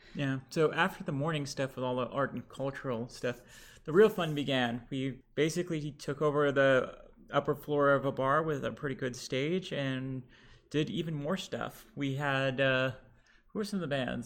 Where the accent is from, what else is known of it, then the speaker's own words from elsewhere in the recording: Lebanon; now in Houston, United States; Lebanese, and we are back in Houston